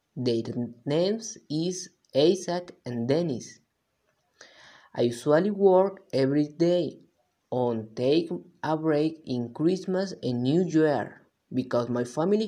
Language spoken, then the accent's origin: English; Veracruz, Mexico; I am from Veracruz. I live with my parents in the suburbs. It is a wonderful sight that is surrounded by forests.